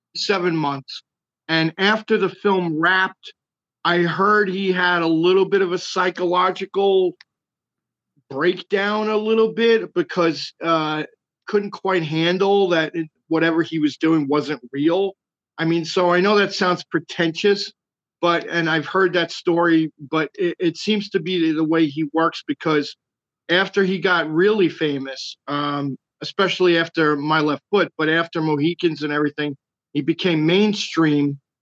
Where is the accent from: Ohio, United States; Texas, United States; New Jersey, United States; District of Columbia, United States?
New Jersey, United States; Jersey City; moved away as an adult; also born or lived in New York City; now in Burbank, United States; I'm originally born and raised in Jersey City